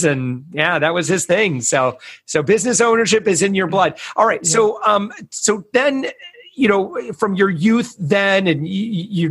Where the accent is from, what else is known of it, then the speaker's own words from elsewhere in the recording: West Michigan, United States; We're from West Michigan